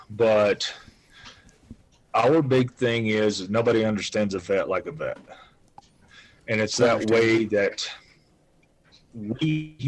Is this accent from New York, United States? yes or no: no; North Carolina, United States; now in Wyoming, United States; I've only lived in Wyoming for 16 years. So I'm originally from Western North Carolina.